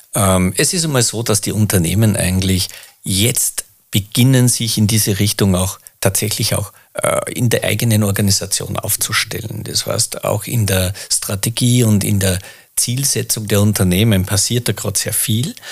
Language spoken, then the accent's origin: German; Mühlviertel, Upper Austria, Austria; Bin ein Mühviertler, komme äh, da runter